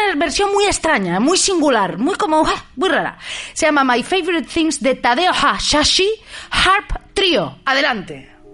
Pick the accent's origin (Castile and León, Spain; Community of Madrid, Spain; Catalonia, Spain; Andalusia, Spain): Community of Madrid, Spain; Madrid; soy de Madrid yo